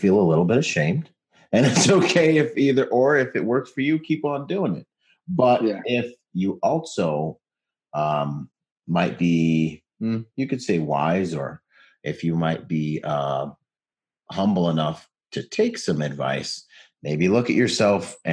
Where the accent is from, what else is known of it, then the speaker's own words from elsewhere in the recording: Gig Harbor, Washington, United States; I grew up in Washington in Gig Harbor